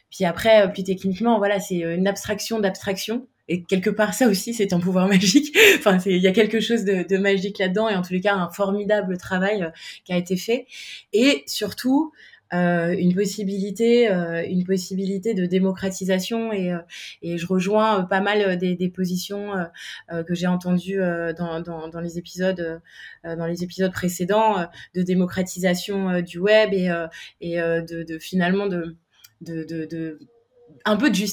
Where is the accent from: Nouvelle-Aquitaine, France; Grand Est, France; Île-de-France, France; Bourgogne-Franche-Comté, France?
Île-de-France, France; Paris; j'ai 38 ans, je suis parisienne.